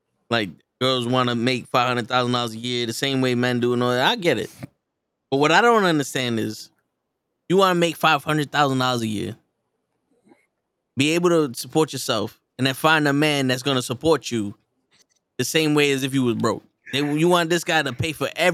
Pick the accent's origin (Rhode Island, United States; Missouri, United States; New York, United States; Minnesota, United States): New York, United States; New York City; I'm from the Bronx.